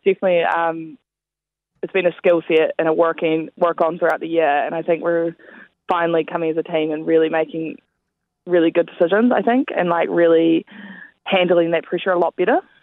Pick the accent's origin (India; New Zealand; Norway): New Zealand; we're all over from New Zealand